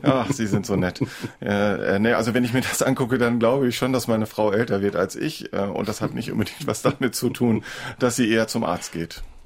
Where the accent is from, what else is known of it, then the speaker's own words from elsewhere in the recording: Northern Germany, Germany; bei uns in Norddeutschland